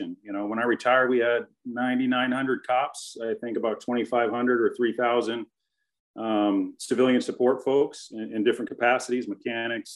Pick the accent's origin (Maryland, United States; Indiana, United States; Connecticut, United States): Connecticut, United States; moved away; also born or lived in Los Angeles; I grew up in Connecticut